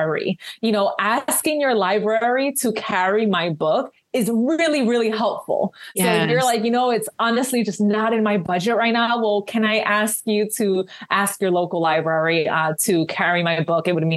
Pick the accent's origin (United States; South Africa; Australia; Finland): United States; New York City, New York; moved away as an adult; now in New Jersey, United States; I'm a city girl, you know, born and raised in New York.